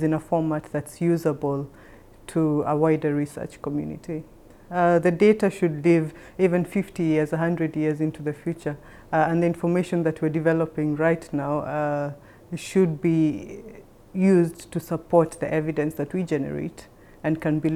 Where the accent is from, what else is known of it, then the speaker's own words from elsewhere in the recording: Kenya; moved away as an adult; now in Thailand; I am a Kenyan by origin, and I came to work in Thailand